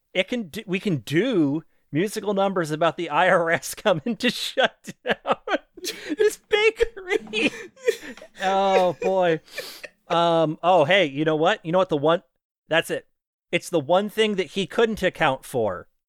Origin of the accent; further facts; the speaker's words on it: Maine, United States; I'm a Catholic from Maine